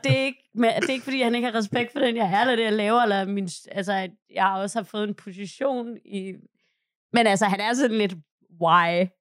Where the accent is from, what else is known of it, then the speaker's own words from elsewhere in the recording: Hvide Sande, Central Denmark Region, Denmark; moved away; Min bedstefar og min bedstemor havde startet en skibsprovianteringskøbmandsforretning i Hvide Sande, hvor jeg er fra